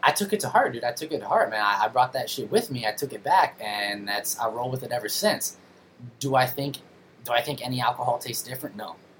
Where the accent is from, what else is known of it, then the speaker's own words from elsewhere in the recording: Los Angeles, California, United States; also born or lived in Pennsylvania; now in San Jose, United States; I'm actually from uh, Southern California originally